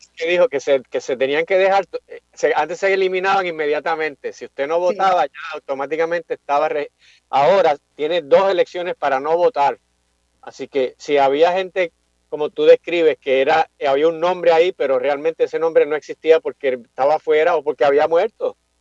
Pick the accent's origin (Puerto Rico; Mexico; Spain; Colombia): Puerto Rico; Carolina; also born or lived in Mayagüez; yo me crié, nací, me crié aquí en Carolina